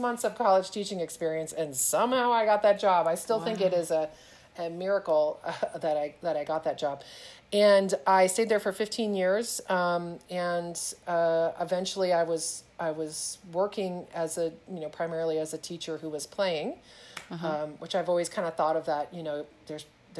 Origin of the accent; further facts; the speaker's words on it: South Texas, United States; moved away as an adult; also born or lived in Houston, Texas; now in Walnut, California, United States; I grew up in South Texas